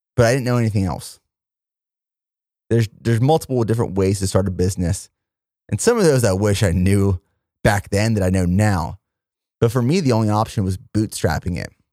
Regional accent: Pennsylvania, United States; moved away as an adult; also born or lived in Indiana, Pennsylvania / Fort Benning, Georgia / Fort Hood, Texas / South Korea; my hometown of Plumire, Pennsylvania

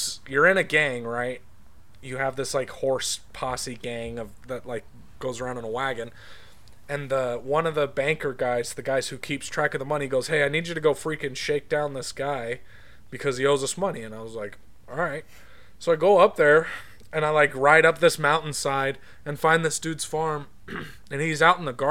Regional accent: Utah, United States; growing up in Utah

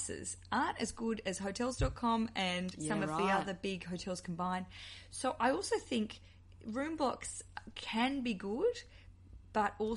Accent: Australia; accent: Australian; moved away as an adult; now in London, United Kingdom; you hear the accent. I'm in Australian, but I live in London for the time being

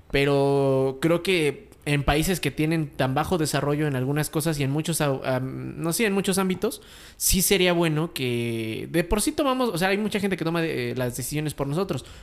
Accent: Mexico; ¿Crees que nosotros como mexicanos en democracia podamos existir bien?

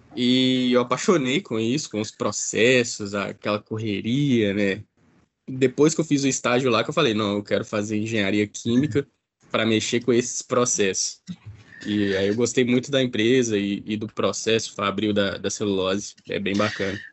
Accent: Ipatinga, Minas Gerais, Brazil; eu sou daqui da, da região, né, de Patinga

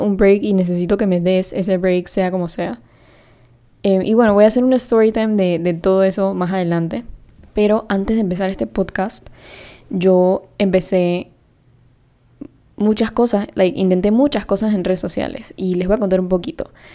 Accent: Panama; yo soy de Panamá y hablo español, también hablo inglés

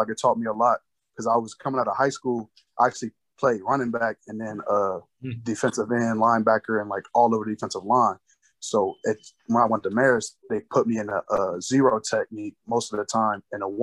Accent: Canton, Ohio, United States; from where I'm from Canton, Ohio, like, naturally instilled a aggression into me

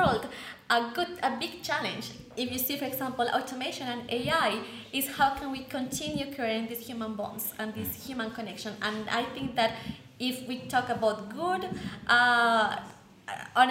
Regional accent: Colombia; I'm from Colombia

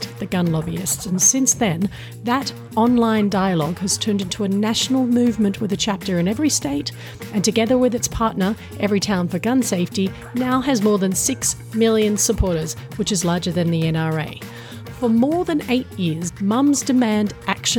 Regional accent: Australia; I'm Australian and that my husband is American

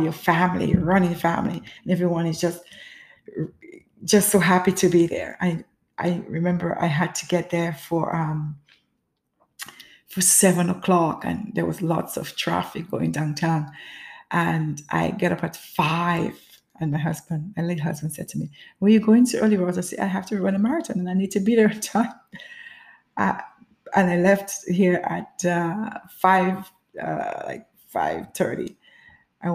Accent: Grenada; As a child growing up in the Caribbean, which is Grenada

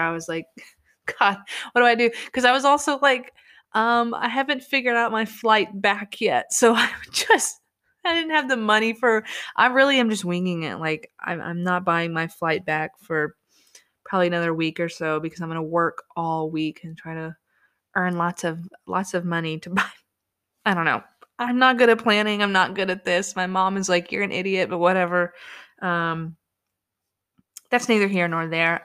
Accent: United States; I was from America

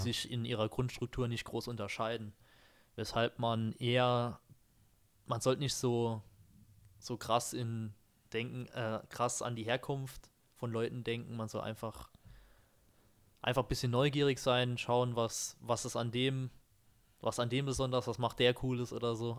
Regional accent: Germany; bei uns hier in Deutschland, ähm, wir kommen ja beide auch aus Dörfern

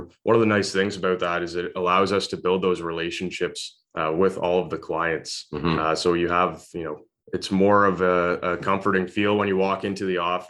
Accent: North Gower, Ontario, Canada; born and raised in North Gore, so not too far away from Kempville.

